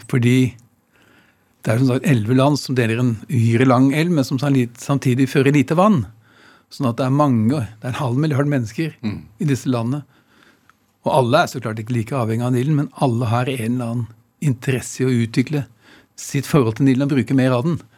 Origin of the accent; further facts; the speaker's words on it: Norway; Altså, som nordmann å skrive en bok om det som da i Egypt er det viktigste av alt.